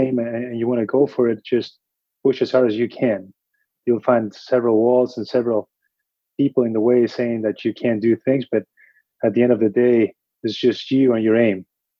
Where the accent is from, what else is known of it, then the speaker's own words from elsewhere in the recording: Argentina; moved away as an adult; now in United States; I'm from Argentina, so coming here to the States, validating my degree here and trying to be in orthopedic surgery was quite a task.